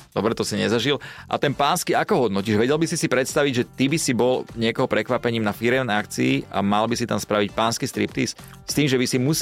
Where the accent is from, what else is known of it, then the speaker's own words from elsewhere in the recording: eastern Slovakia, Slovakia; Ja som iba z východu